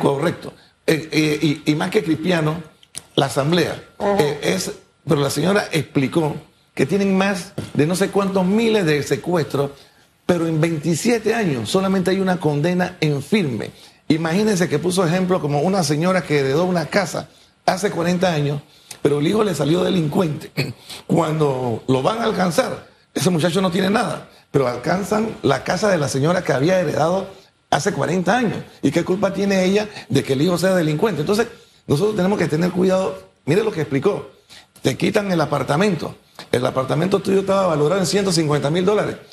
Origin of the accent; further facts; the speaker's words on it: Panama; Yo, como panameño